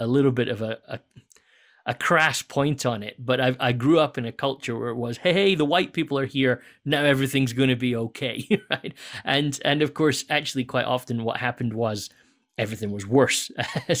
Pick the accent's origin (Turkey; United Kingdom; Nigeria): United Kingdom; Scotland; moved away; I grew up in Scotland